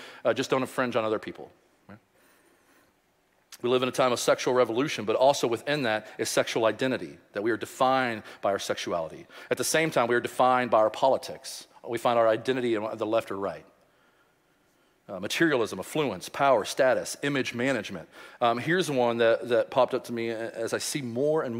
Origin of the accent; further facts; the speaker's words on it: Louisville, Kentucky, United States; I grew up in Louisville